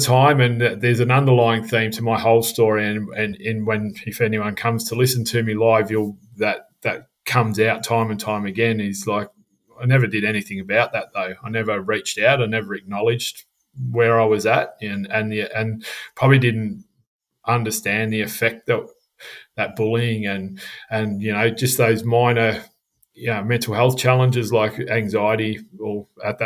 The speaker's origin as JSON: {"language": "English", "town": "Melbourne", "region": "Victoria", "country": "Australia", "tie": "born or raised there", "said": "for the first 15 years of my life, I grew up in Melbourne"}